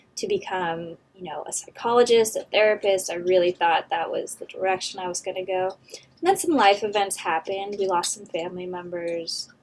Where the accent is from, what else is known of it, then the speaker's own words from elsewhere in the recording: Temecula, California, United States; moved away as an adult; now in Los Angeles, United States; I grew up just outside of Temecula